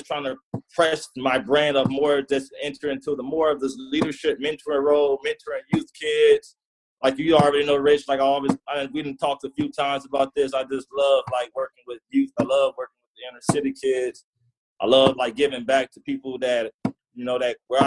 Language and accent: English; Compton, California, United States; I come from Compton